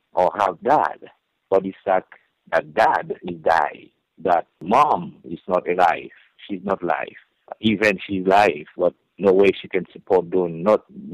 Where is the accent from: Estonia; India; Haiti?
Haiti; moved away as an adult; also born or lived in Louisville, Kentucky; now in United States; I grew up in Haiti, correct, and I come here to United States. I went to a Bible college in 1988. That's why I moved from Haiti to here.